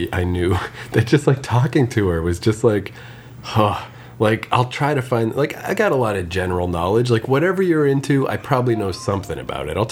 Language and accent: English; Canada; just being Canadian